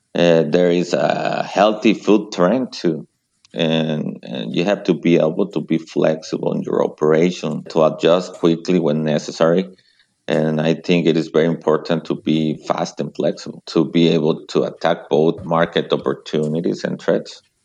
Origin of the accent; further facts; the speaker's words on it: Mexico; English is a second language; moved away as an adult; also born or lived in Seattle, United States; now in United States; I was born in Mexico, but very close to the US Mexico border.